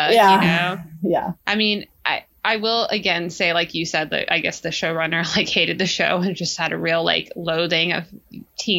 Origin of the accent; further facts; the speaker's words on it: United States; We're American